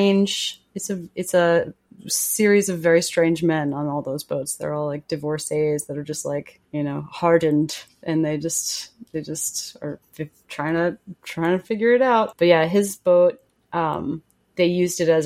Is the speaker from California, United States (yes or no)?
no; Long Island, New York, United States; moved away as an adult; So Long Island is like a particularly strange place.